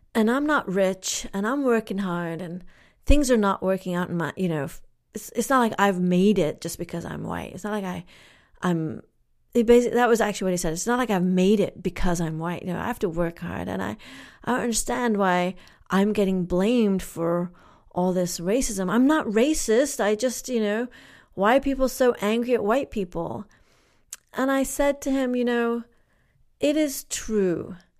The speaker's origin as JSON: {"language": "English", "region": "England", "country": "United Kingdom", "tie": "born or raised there", "also_born_or_lived": "Kenya", "moved": "yes", "said": "I grew up in England"}